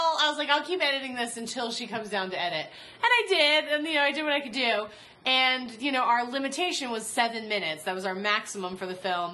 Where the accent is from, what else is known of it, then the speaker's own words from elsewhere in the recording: North Carolina, United States; I'm from North Carolina.